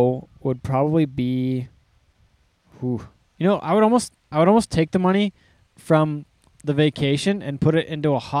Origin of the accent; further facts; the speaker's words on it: Canada; I like being Canadian.